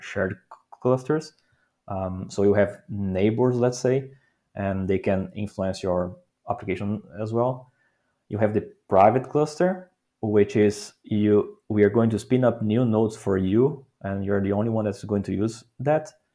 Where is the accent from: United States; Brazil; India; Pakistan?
Brazil; moved away as an adult; now in Netherlands; I'm from Brazil, living in the Netherlands for almost five years now.